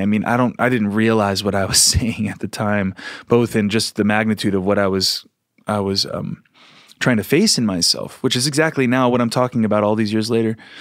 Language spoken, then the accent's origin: English; Philadelphia, Pennsylvania, United States; moved away; also born or lived in Sedona / San Francisco; I came from Philly area where it was much more kind of straight and narrow sort of, uh, mindset